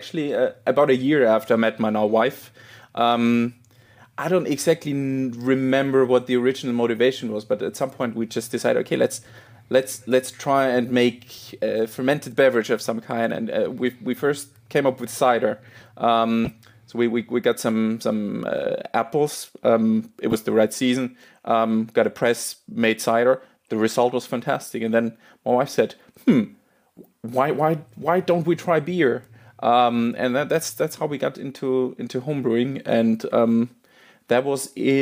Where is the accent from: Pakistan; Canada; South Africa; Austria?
Austria; moved away; I'm originally from Austria